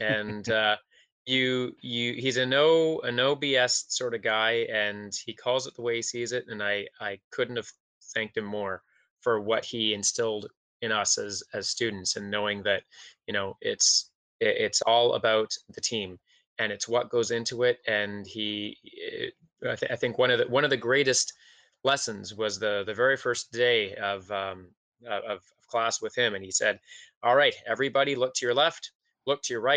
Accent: Toronto, Ontario, Canada; I grew up in Scarborough. Mm-hmm. In Ontario.

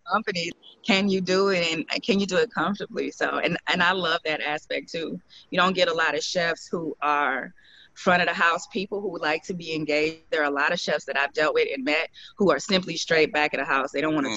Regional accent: St. Louis, Missouri, United States; I'm from St. Louis

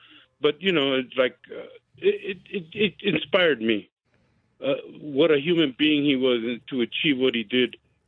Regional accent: Los Angeles, California, United States; now in Pecos, United States; being a Chicano growing up in East L.A.

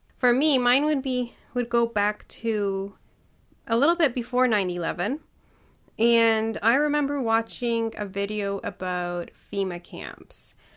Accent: Poland; I was born in Poland

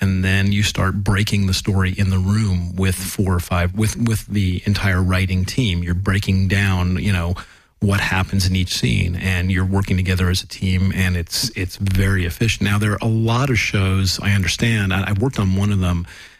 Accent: Los Angeles, California, United States; I was from Los Angeles

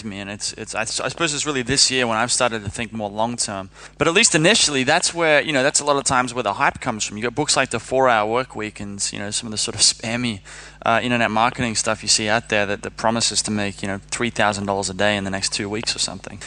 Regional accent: Sydney, New South Wales, Australia; moved away; I'm from Sydney, Australia.

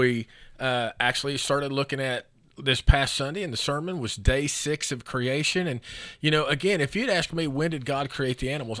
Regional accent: Oklahoma, United States; we're from Oklahoma.

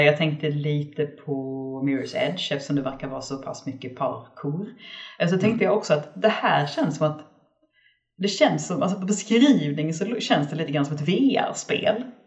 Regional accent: Skåne, Sweden; jag är skåning

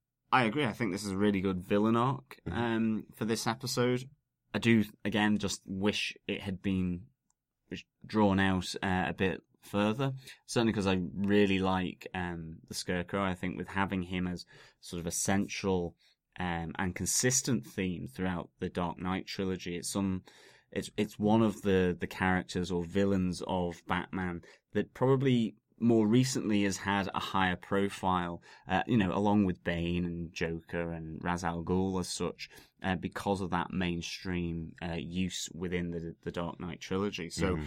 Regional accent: Ormskirk, North West England, United Kingdom; where I was born and brought up in Ormskirk.

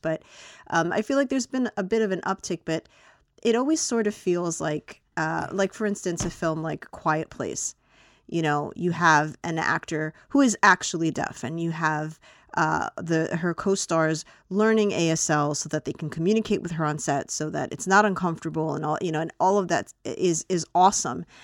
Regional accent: United States; as an American viewer

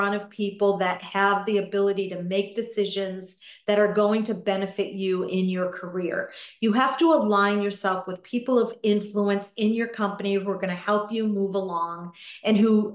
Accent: New England, United States; I grew up in New England

